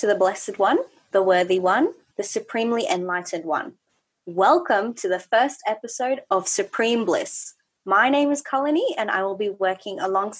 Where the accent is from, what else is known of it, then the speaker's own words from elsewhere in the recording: Melbourne, Victoria, Australia; we are both from Melbourne.